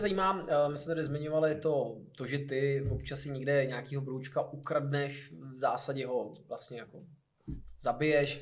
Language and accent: Czech; Hradec Králové, Hradec Králové Region, Czechia; moved away; já jsem náplava z Hradce Králové